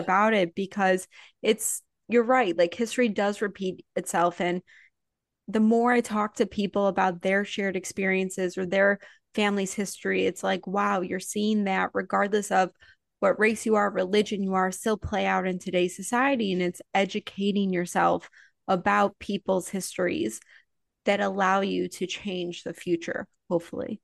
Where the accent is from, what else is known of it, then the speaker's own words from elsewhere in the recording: Highland Park, Illinois, United States; I grew up in Chicago during the Bulls era